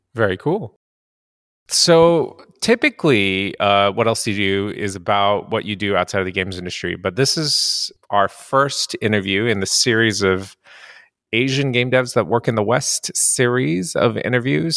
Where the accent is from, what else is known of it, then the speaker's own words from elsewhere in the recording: Japan; also born or lived in San Francisco; now in Montreal, Canada; I grew up in Japan and, um, being half Caucasian in Japan